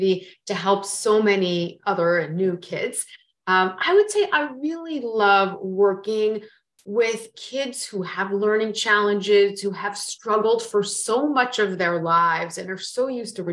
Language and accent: English; Florida, United States; moved away; also born or lived in New York City; I grew up in Florida